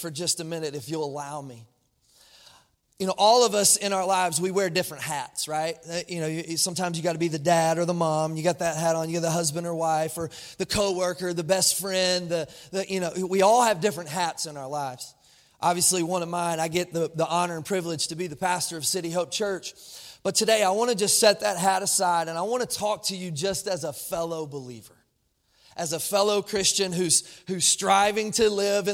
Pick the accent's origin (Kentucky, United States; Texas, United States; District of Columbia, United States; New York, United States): Kentucky, United States; also born or lived in Jacksonville, Florida; I'm from Kentucky